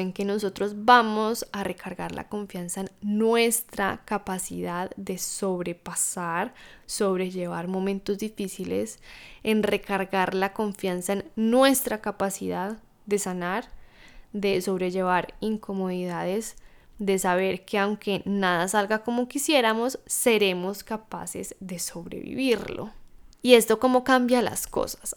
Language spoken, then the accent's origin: Spanish; Colombia; moved away as an adult; regresar de vuelta a mi país natal, a Colombia